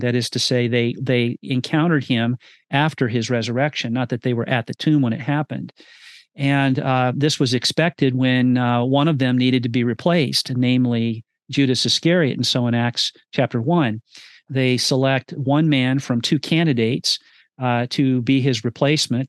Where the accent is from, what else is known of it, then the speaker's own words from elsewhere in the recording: California, United States; Redding, California, my home state